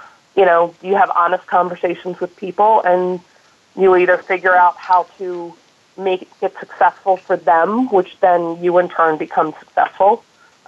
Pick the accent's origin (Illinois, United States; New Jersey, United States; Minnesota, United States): New Jersey, United States; moved away as an adult; also born or lived in London / New York / Hawaii / San Francisco Bay Area; I was born and raised in New Jersey, and now I'm back here